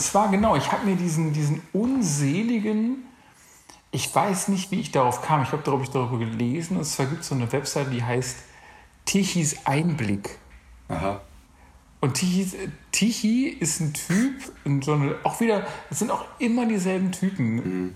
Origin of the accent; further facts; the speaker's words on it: North Rhine-Westphalia, Germany; moved away; also born or lived in Berlin; ich komme ja auch ursprünglich aus NRW